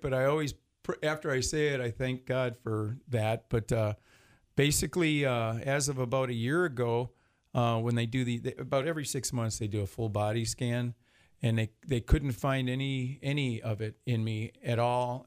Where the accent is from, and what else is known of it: Detroit, Michigan, United States; born or raised there